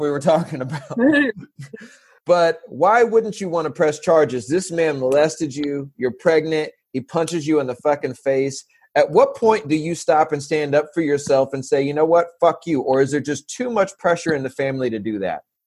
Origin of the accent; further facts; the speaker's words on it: San Diego, California, United States; I'm from San Diego